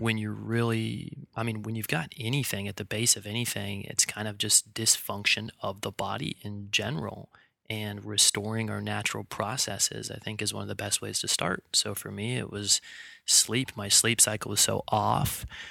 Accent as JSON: {"language": "English", "town": "Bellingham", "region": "Washington", "country": "United States", "tie": "born or raised there", "moved": "yes", "said": "I'm, uh, originally from Bellingham, Washington. That's where I grew up."}